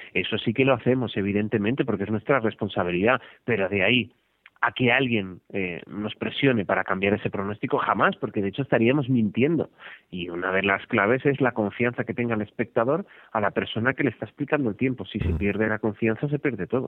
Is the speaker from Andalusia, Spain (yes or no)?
no; Barcelona, Catalonia, Spain; Yo soy de Barcelona